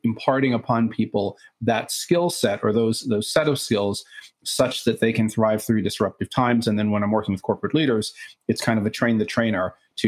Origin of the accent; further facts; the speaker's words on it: New York City, New York, United States; I am actually a native New Yorker. I grew up in Brooklyn of the 1970s, Brooklyn, New York.